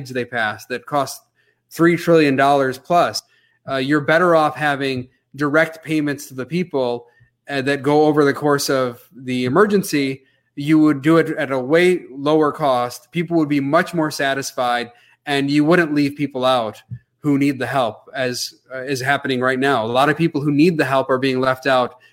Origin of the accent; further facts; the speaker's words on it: Grand Rapids, Michigan, United States; I was born in Grand Rapids, Michigan here. So I feel fortunate to have been born here